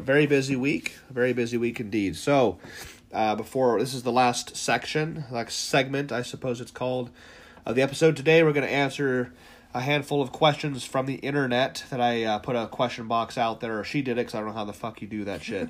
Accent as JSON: {"language": "English", "region": "Ohio", "country": "United States", "said": "We're from Ohio."}